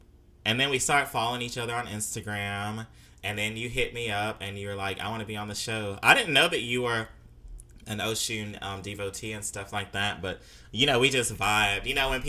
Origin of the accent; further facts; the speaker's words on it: Mississippi, United States; moved away as an adult; also born or lived in Chicago, United States; because, you know, I moved here from Chicago, originally from Mississippi, but, I mean, I spent my 20s in Chicago